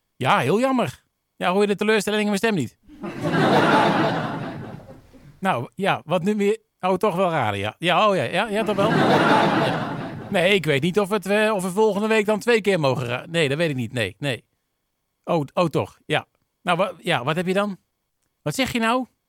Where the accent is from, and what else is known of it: Netherlands